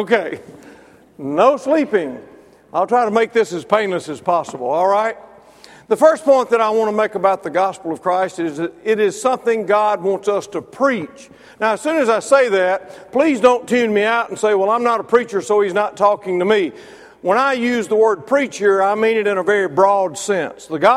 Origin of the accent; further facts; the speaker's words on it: Mississippi, United States; now in Alabama, United States; I'm from Mississippi